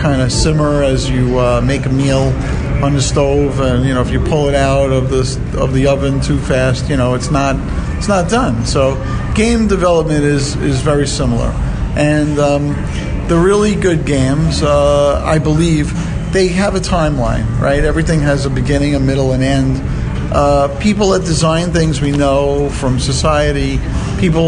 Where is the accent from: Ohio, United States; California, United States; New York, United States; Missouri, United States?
New York, United States; New York City; moved away; I'm originally from Brooklyn